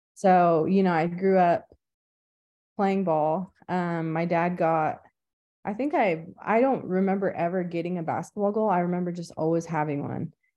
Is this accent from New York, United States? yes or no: no; Anadarko, Oklahoma, United States; I'm from Anadarko, Oklahoma